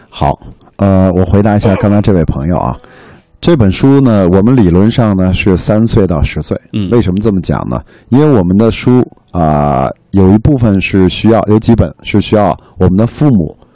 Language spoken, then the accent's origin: Chinese; China; 我们中国人也是一个优秀的民族